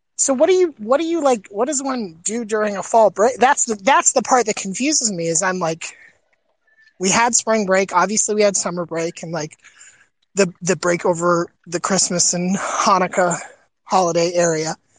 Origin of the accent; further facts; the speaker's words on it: Florida, United States; growing up in Florida